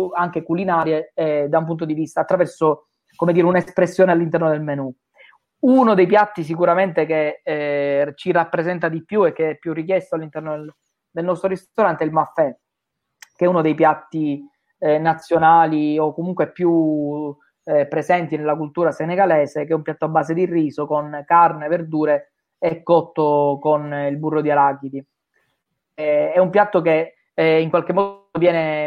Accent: Sicily, Italy; da siciliani

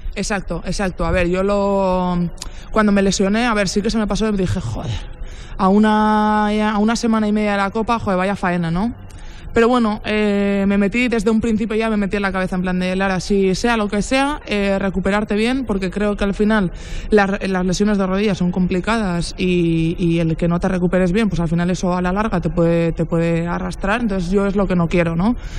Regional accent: Basque Country, Spain; now in Zaragoza, Spain; soy vasca

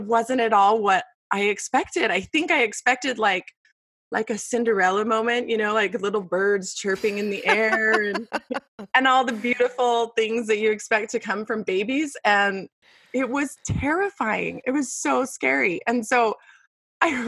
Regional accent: Las Vegas, Nevada, United States; moved away as an adult; now in Queen Creek, United States; I was born and raised in Las Vegas

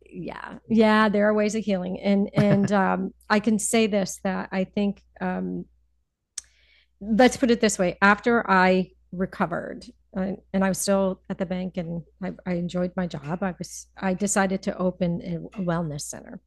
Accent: Wethersfield, Connecticut, United States; also born or lived in New York City; now in Berkshires, United States; I am originally from uh, just outside of Hartford, Connecticut, a little okay. suburb, Wethersfield, okay. Connecticut

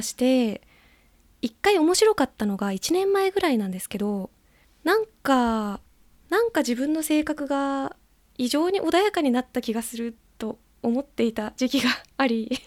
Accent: Gunma, Japan; 元々群馬県出身なので

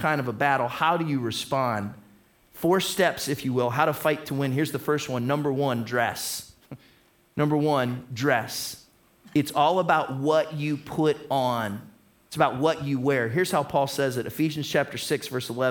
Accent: Toledo, Ohio, United States; We're from Toledo.

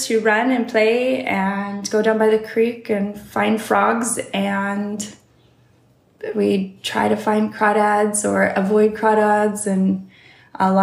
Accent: Olympia, Washington, United States; also born or lived in California; I grew up in Olympia, Washington. I was born in California, but we didn't live there long

